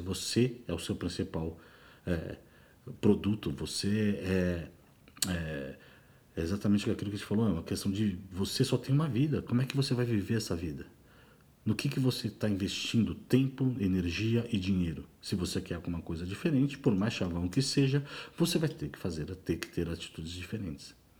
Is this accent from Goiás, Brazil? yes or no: no; São Paulo, Brazil; moved away as an adult; sou nascido e criado em São Paulo